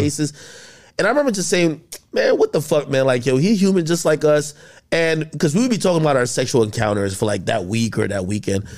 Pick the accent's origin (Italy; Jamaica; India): Jamaica; moved away; I grew up in Jamaica